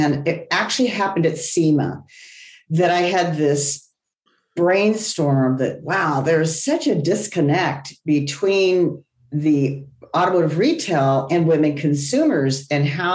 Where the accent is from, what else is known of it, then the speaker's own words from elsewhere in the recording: Los Angeles, California, United States; I grew up in the San Fernando Valley